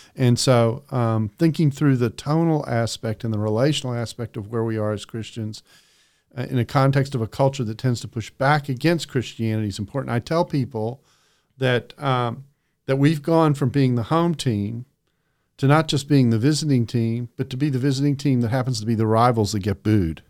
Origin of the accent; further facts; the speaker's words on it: Texas, United States; also born or lived in Calgary, Alberta, Canada / Aberdeen, Scotland; grew up in Texas